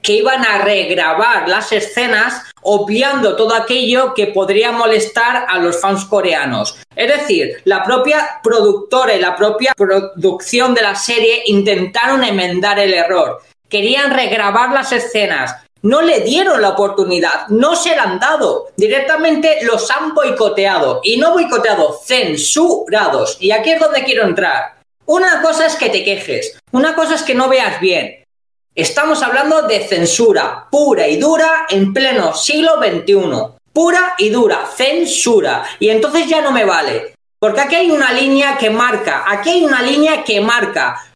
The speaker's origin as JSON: {"language": "Spanish", "country": "Spain", "said": "nosotros como españoles"}